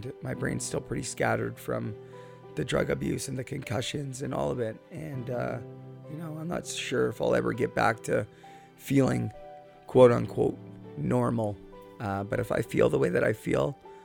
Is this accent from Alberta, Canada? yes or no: no; Port Coquitlam, British Columbia, Canada; Port Coquitlam, British Columbia, my hometown